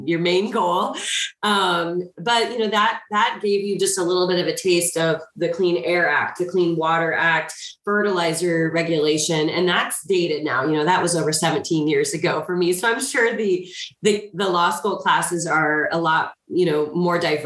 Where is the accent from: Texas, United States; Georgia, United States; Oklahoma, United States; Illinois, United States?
Illinois, United States; Marion; I grew up in a small town in Southern Illinois. I grew up in Marion